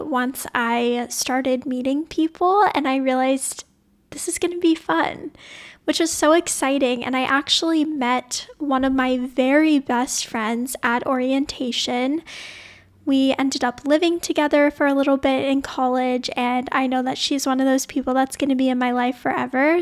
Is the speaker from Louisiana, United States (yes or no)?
yes; New Orleans, Louisiana, United States; moved away as an adult; also born or lived in Sonoma, California; I grew up in New Orleans, Louisiana, which is pretty deep in the South